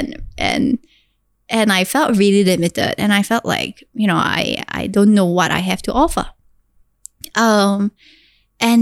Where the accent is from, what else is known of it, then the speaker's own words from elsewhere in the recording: Singapore; I am this Singaporean girl that has gone through the most difficult childhood growing up.